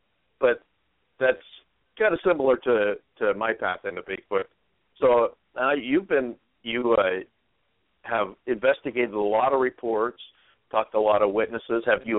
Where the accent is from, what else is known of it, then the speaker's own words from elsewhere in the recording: Oregon, United States; I grew up in Oregon